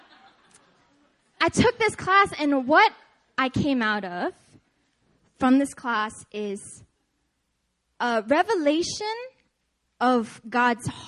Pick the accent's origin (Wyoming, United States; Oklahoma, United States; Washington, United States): Washington, United States; Seattle; I'm from Seattle